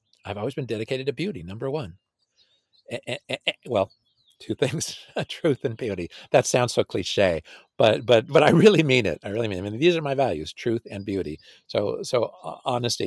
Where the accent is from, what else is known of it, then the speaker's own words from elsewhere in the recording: California, United States; I'm from California. My wife and I were both from California